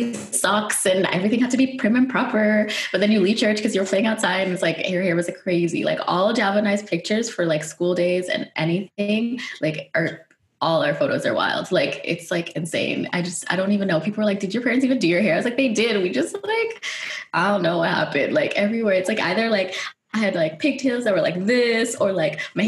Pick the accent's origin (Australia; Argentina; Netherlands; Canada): Netherlands; moved away; growing up in Holland